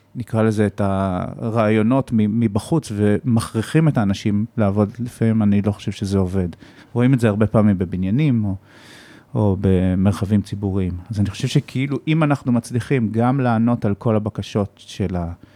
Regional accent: Israel; אני ישראלי

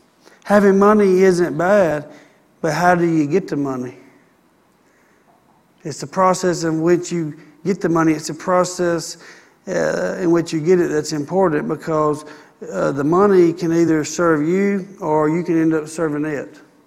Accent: Gardendale, Alabama, United States; Where are you from? Trafford, Bradford, Pinson. That's where I'm from. That's where I'm from. I'm from Gardendale.

